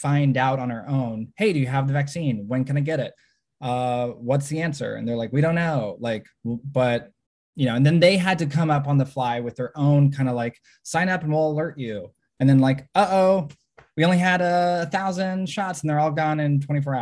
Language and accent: English; Fort Worth, Texas, United States; moved away as an adult; also born or lived in Washington, D.C. / South Korea / China; now in Austin, United States; I'm from Fort Worth. I'm a born and raised Texan